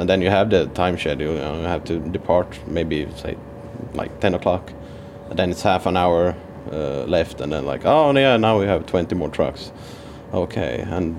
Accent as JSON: {"language": "English", "country": "Finland", "said": "I'm actually from Finland, so my education is from Finland"}